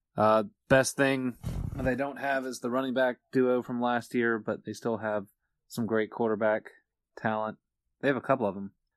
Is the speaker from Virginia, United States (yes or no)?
yes; Virginia, United States; Lynchburg was, what, about thirty-five minutes away from where I grew up in Virginia